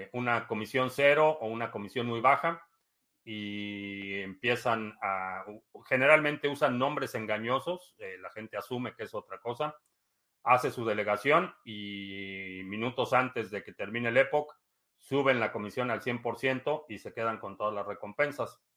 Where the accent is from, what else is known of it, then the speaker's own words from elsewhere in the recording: Mexico; now in United States; vivo aquí desde el 2005 pero nací y crecí en México